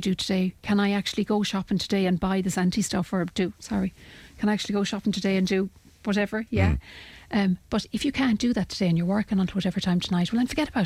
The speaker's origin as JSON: {"language": "English", "country": "Ireland", "said": "we as Irish people"}